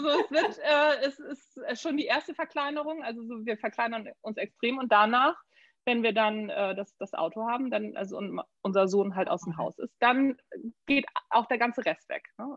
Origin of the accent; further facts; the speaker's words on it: Neu Wulmstorf, Lower Saxony, Germany; also born or lived in Hamburg / United States; Neuwurmsdorf bin ich aufgewachsen